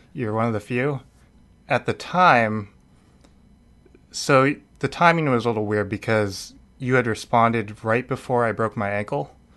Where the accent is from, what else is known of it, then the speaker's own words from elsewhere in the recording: Needham, Massachusetts, United States; I am from Massachusetts. I'm, I was born in, uh, suburbs of Boston